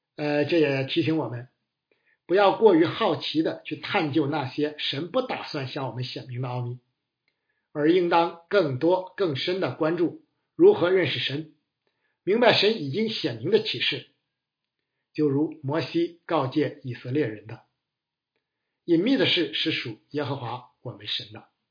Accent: China; 我们中国人的观念与追求

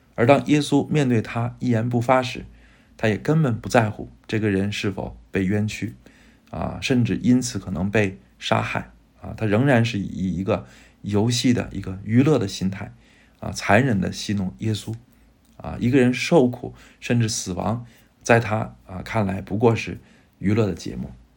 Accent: China; 我们中国人，呃，真的会选择基督，而不会选择希特勒

